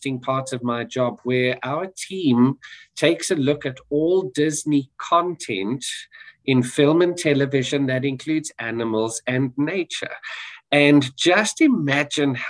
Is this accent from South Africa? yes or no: yes; South Africa; moved away; I'm South African, born and raised